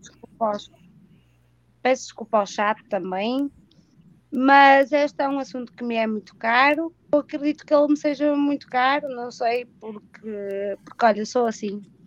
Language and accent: Portuguese; Portugal; eu sou portuguesa